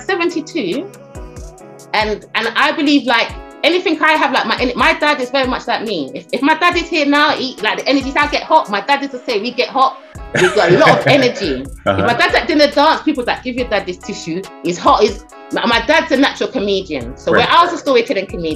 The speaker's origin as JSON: {"language": "English", "country": "United Kingdom", "also_born_or_lived": "Caribbean", "said": "I'm British and Caribbean."}